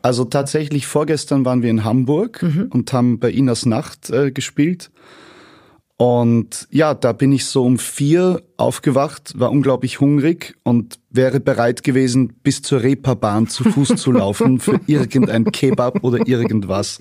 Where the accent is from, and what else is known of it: Vienna, Austria; born or raised there; also born or lived in Leverkusen, Germany / rural Austria